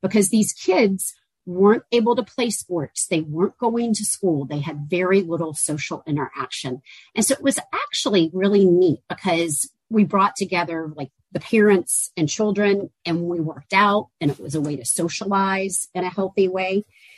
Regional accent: Georgia, United States; also born or lived in Auburn, Alabama; One is I'm a Southerner, and I grew up in the South in Georgia, went to school in Auburn, Alabama.

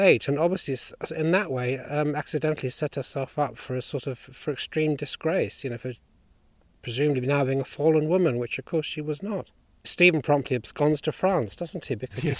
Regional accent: East Anglia, East of England, United Kingdom; I come from East Anglia

